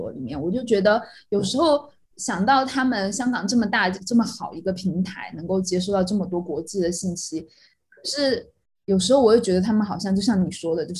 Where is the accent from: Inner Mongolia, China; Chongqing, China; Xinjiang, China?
Chongqing, China; 这个给我很大的震撼，因为毕竟我们是来自重庆，你知道重庆那些地名是什么吗？